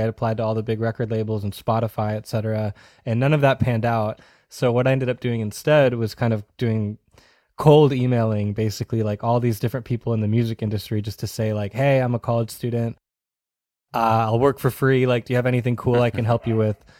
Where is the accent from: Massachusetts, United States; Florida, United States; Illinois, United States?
Massachusetts, United States; Wakefield; I grew up in Massachusetts, uh, about fifteen minutes north of Boston in a town called Wakefield